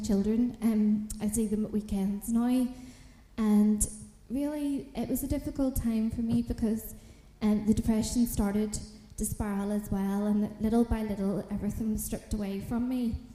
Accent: Belfast, Northern Ireland, United Kingdom; moved away; I'm originally from Belfast in Northern Ireland

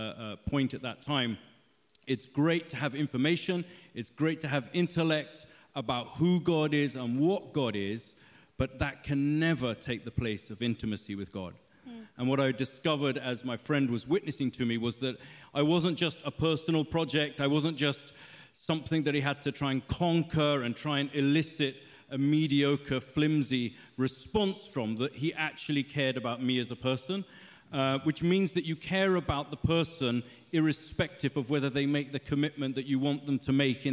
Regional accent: London, United Kingdom; I'm born and bred Londoner, just down the road at St. Mary's in Paddington

